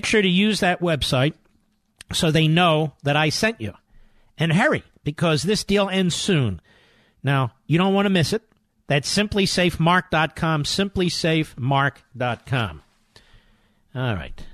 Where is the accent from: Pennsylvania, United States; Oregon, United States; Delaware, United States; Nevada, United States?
Pennsylvania, United States; Philadelphia; I'm from Philadelphia